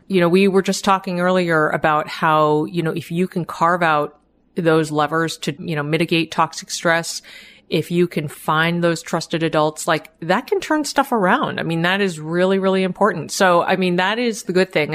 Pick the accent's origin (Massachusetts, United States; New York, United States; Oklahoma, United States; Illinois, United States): Massachusetts, United States; Boston; I grew up in the Boston area, family of immigrants